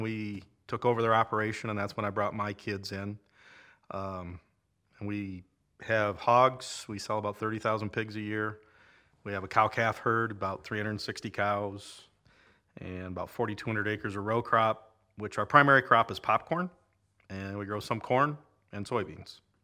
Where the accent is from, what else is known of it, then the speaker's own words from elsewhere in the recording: Lake City, Iowa, United States; moved away as an adult; also born or lived in central Nebraska; I grew up in Lake City and then, uh, moved away.